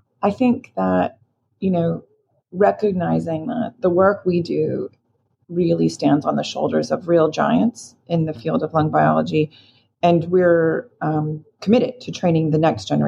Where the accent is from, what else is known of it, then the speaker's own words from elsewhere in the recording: Florida, United States; moved away; I grew up in Florida